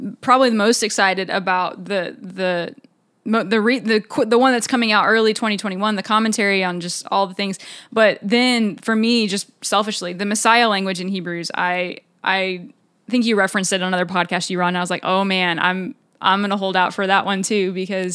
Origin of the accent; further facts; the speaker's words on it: Texas, United States; we're both from Texas